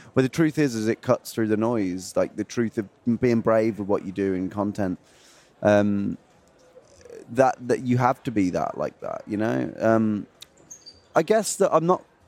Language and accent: English; Feckenham, West Midlands, United Kingdom; I'm from two hours north of Birmingham, uh, two hours north of London, near a city called Birmingham um, and a village called Feckenham